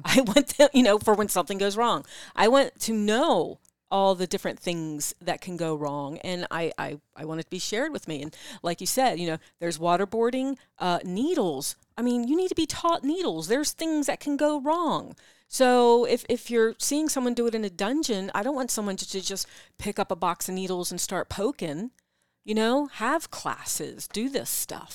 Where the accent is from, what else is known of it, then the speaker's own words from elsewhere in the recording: East Coast, United States; accent: East Coast; my East Coast accent